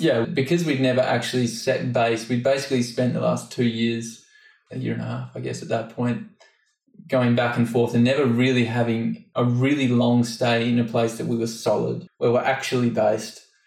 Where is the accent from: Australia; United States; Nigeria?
Australia; moved away; I'm 25 and I'm from Australia originally.